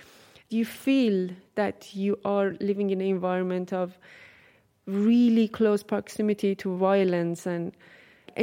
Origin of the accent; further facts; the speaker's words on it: Tehran, Tehran Province, Iran; I'm from Tehran